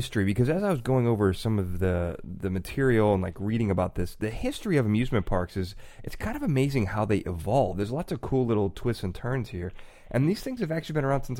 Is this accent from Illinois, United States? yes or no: yes; Chicago, Illinois, United States; I grew up in Chicago